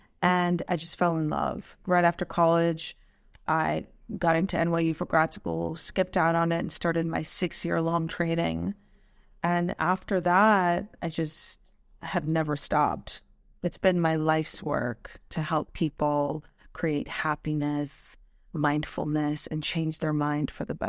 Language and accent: English; Pakistan; born there; Well, my heritage is Afghani, but I was born in Pakistan, and I witnessed, you know, as you can imagine, some trauma growing up.